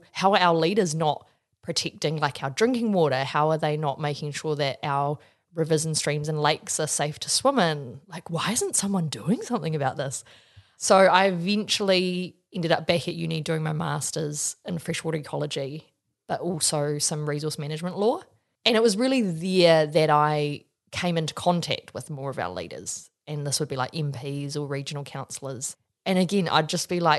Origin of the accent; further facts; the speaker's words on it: Wellington, New Zealand; my background is I grew up in Wellington